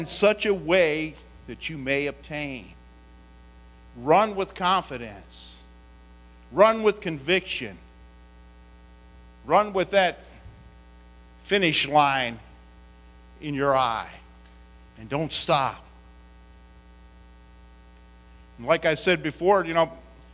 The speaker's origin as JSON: {"language": "English", "region": "West Virginia", "country": "United States", "said": "I come from West Virginia"}